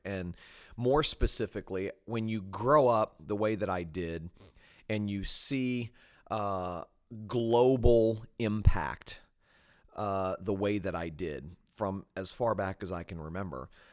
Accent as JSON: {"language": "English", "town": "Fort Lauderdale", "region": "Florida", "country": "United States", "tie": "born or raised there", "also_born_or_lived": "Jacksonville", "said": "I grew up in South Florida, uh, born in Jacksonville, but raised in Fort Lauderdale"}